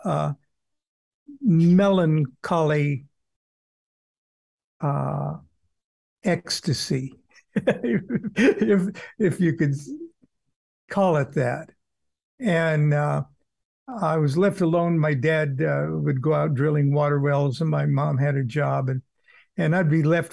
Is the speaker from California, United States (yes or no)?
yes; Southern California, United States; I was born in Southern California, and in 1948, and growing up by the beach in the early 50s